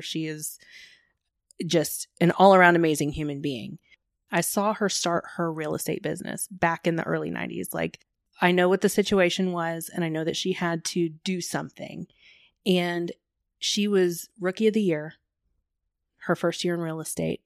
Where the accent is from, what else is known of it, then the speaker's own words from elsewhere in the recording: Plano, Texas, United States; also born or lived in Rockwall, Texas; I grew up in Plano, but I was living in the Rockwall area at the time